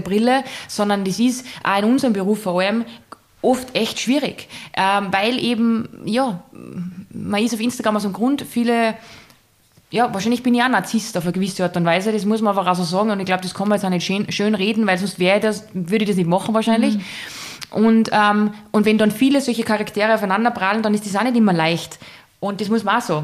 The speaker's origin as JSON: {"language": "German", "region": "Salzburg", "country": "Austria", "said": "man hört, ich bin aus Salzburg, aus dem wunderschönen Salzburger Land"}